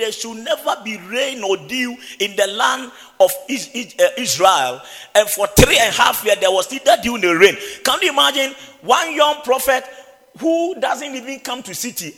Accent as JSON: {"language": "English", "town": "Wenchi", "region": "Bono", "country": "Ghana", "tie": "born or raised there", "moved": "yes", "said": "my hometown, the village in Wenchi"}